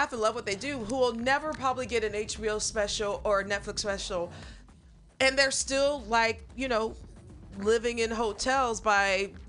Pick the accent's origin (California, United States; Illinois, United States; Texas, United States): Illinois, United States; Springfield; also born or lived in St. Louis / Chicago; now in San Francisco, United States; I'm from Springfield. So you got the Vills and the Fields.